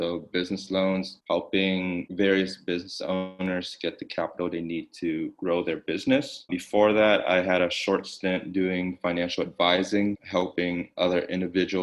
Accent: San Francisco, California, United States; moved away as an adult; now in Austin, United States; I'm from San Francisco, moved to Austin, I want to say a year and a half ago

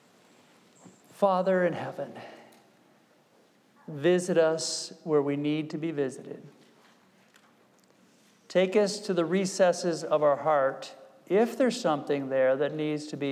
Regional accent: New York, United States; I'm from New York

